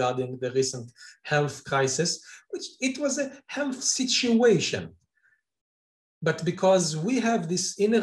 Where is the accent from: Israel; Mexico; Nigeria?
Israel; Israel, my home country